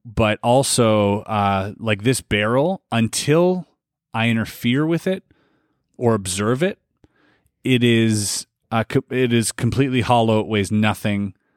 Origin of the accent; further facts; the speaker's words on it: Canada; we are Canadian